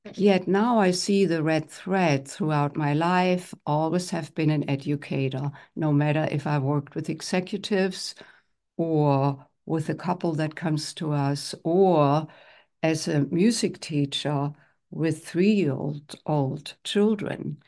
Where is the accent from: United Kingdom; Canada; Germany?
Germany; moved away as an adult; now in United States; grew up in Germany and I'm one of ten children. I'm the only one who is in the United States